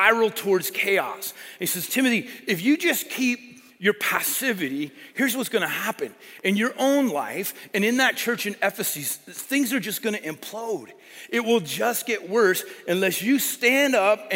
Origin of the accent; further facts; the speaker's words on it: Colorado, United States; I grew up in Colorado